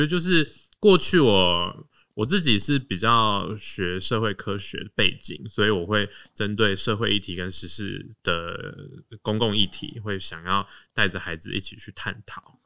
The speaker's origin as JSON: {"language": "Chinese", "region": "Taoyuan", "country": "Taiwan", "tie": "born or raised there", "moved": "yes", "lives_now": "Guangfu, Taiwan", "said": "我是小时候都是在桃园长大，嗯。对，就是因缘际会，就是全家搬到光复这边来"}